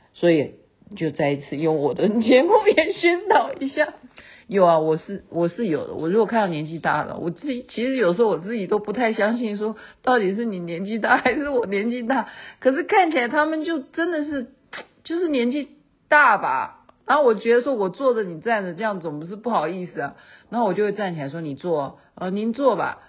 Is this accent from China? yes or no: no; Taiwan; 我们台湾人